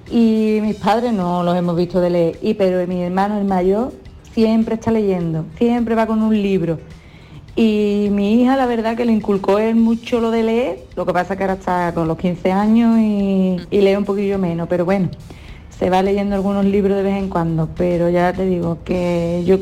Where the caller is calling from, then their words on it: Algeciras, Andalusia, Spain; Buenos días … de Algeciras.